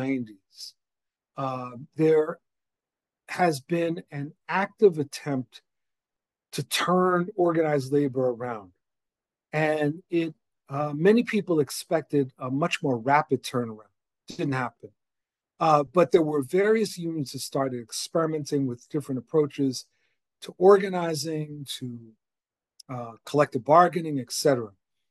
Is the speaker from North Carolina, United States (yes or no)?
no; New York, United States; also born or lived in Boston / Washington, D.C. area; now in outside Washington, D.C., United States; I'm originally from New York, then lived in Boston, now outside of DC.